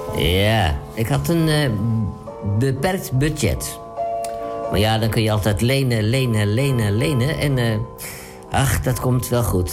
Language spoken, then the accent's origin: Dutch; Amsterdam, North Holland, Netherlands; Ik ben Amsterdammer